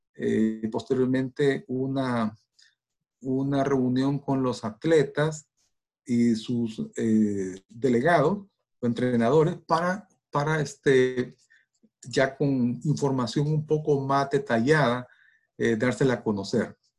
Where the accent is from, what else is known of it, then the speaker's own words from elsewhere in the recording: El Salvador; como salvadoreños que, estamos allá